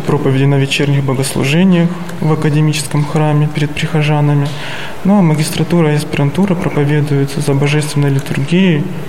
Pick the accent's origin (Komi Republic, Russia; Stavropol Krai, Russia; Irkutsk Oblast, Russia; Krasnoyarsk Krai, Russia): Stavropol Krai, Russia; moved away as an adult; also born or lived in Moscow Oblast; now in Sergiev Posad, Russia; Я родом из Ставропольского края.